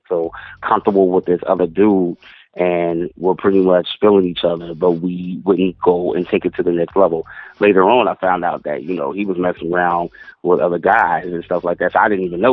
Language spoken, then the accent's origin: English; Long Beach, California, United States; moved away as an adult; also born or lived in New York; I'm originally from Long Beach, California. Born and raised